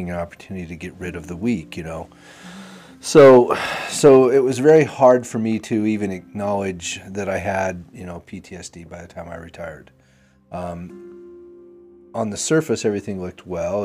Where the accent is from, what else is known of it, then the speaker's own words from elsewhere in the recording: Utah, United States; I grew up here in Utah